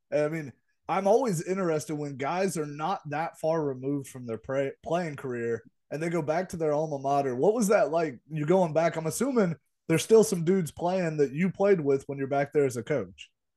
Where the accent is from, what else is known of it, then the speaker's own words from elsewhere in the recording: Millersburg, Ohio, United States; I'm from Millersburg, Ohio, and nobody knows where that is